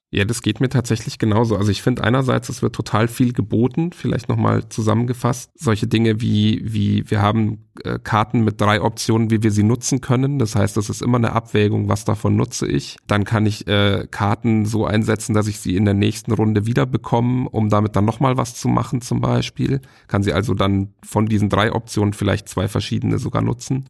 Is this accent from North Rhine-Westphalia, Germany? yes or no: no; Bavaria, Germany; aus Bayern ausgebürgert werde ich vielleicht trotzdem